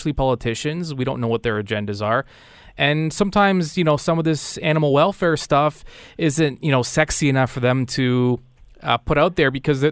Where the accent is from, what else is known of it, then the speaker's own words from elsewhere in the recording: Canada; I said, "Canada."